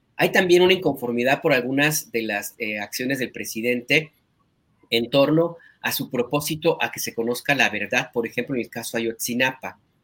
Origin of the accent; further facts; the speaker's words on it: Jalisco, Mexico; moved away; mi tierra, ahí en Jalisco